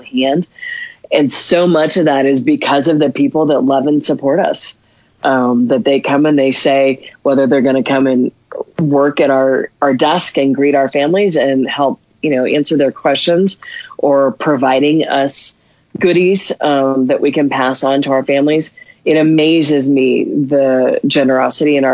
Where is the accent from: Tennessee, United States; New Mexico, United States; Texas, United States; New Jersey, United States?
New Mexico, United States; Albuquerque; I'm born and raised in Albuquerque